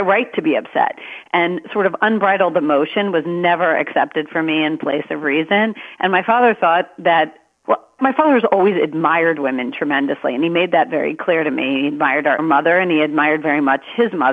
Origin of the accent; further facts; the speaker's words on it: Maryland, United States; I was born in Maryland.